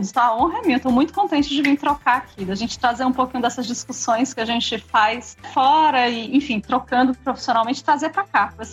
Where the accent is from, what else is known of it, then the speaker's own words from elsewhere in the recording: São Paulo, Brazil; eu vim de São Paulo, minha formação foi toda lá.